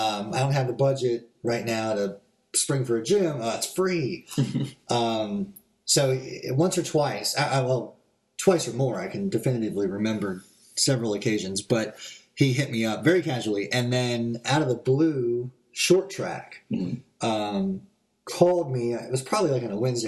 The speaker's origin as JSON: {"language": "English", "region": "California", "country": "United States", "tie": "born or raised there", "moved": "yes", "said": "I grew up in the Methodist Church in California"}